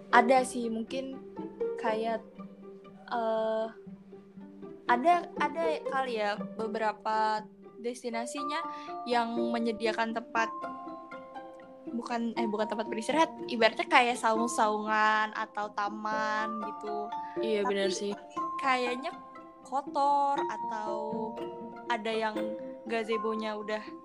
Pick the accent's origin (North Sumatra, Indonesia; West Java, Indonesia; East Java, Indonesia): North Sumatra, Indonesia; Medan; aku juga sebagai orang Medan